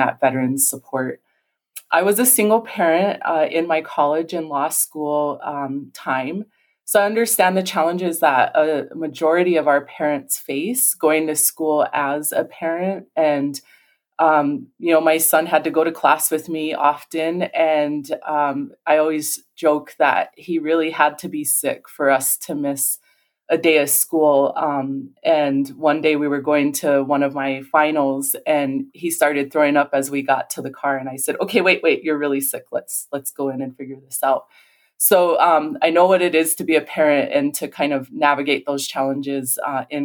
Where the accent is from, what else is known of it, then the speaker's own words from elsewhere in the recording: St. Francis, South Dakota, United States; also born or lived in Rosebud, South Dakota; grew up in St. Francis, just south of Rosebud on the Rosebud Reservation, was born in Rosebud